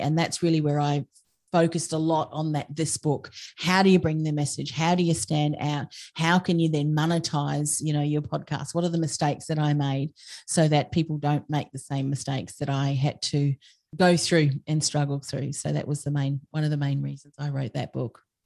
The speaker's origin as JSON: {"language": "English", "country": "Australia", "said": "I'm an Australian"}